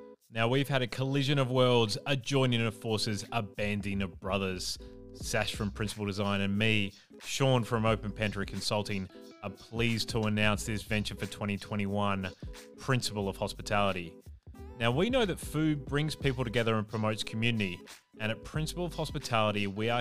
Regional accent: South Australia, Australia; my hometown of South Australia

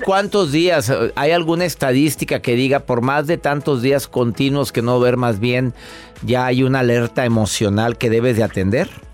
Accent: Mexico; soy mexicano

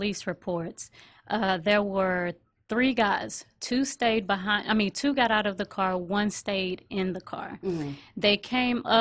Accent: Dickinson, Texas, United States; We're originally from Dickinson

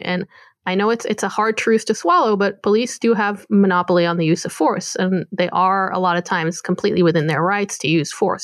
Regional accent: Tel Aviv, Tel Aviv District, Israel; moved away as an adult; now in New York City, United States; I grew up in Tel Aviv, like near Tel Aviv

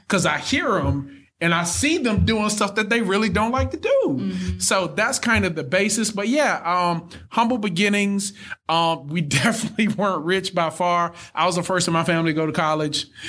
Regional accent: Thomaston, Georgia, United States; I'm from Thomaston, Georgia. Most people have never heard of Thomaston

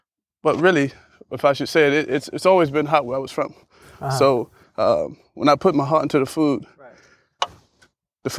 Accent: Bermuda; I grew up in Bermuda.

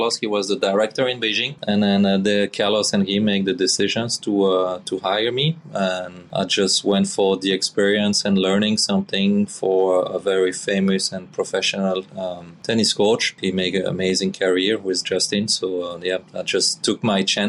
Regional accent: Belgium; English is a second language; moved away as an adult; Missing my country

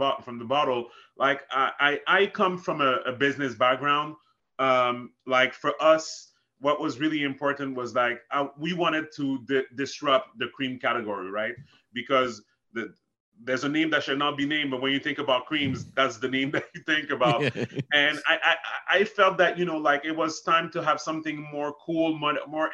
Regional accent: Montreal, Quebec, Canada; also born or lived in Haiti; I'm from Montreal, Canada

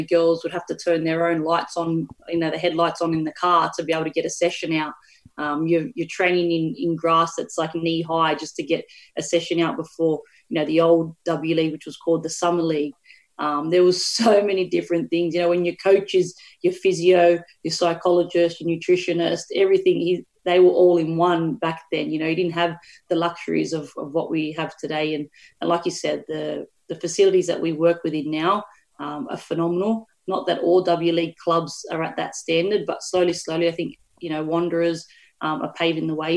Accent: Australia

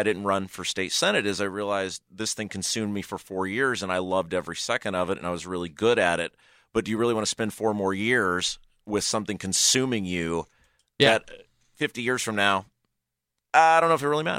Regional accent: Brownsburg, Indiana, United States; like I grew up in Brownsburg

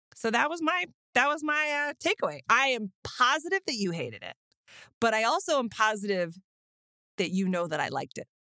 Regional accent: Austin, Texas, United States; I'm from Austin

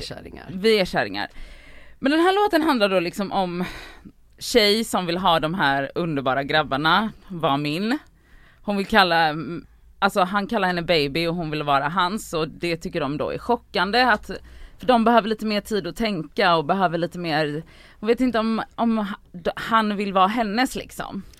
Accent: Gothenburg, Västra Götaland, Sweden; Jag är uppvuxen i Biskopsgården

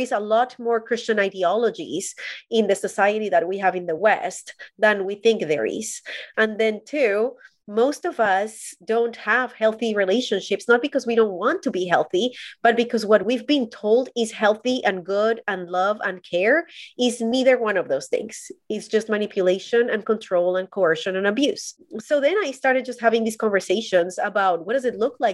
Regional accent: Colombia; I am Colombian. I was born and raised in Colombia

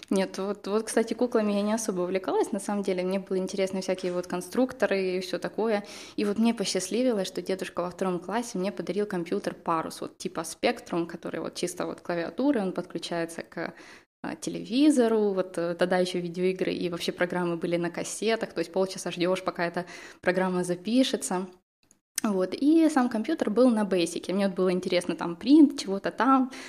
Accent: Kherson, Kherson Oblast, Ukraine; я из Херсона, из южного города

